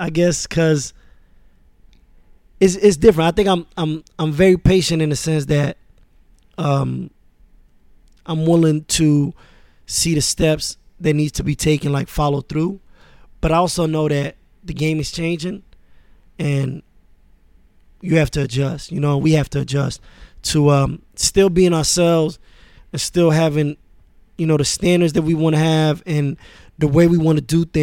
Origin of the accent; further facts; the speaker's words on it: Queens, New York, United States; also born or lived in Paris, France; when I moved to Queens, I was 10. You know, I was born in France, in Paris, and my dad worked for the United Nations, for UNESCO. So we moved around a lot.